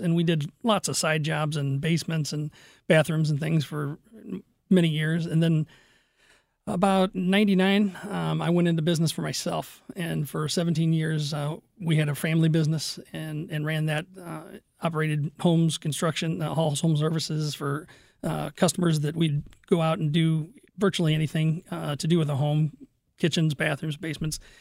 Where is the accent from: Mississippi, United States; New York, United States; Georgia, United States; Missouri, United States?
Missouri, United States; Fenton; also born or lived in Kirkwood / Crestwood; I grew up in Fenton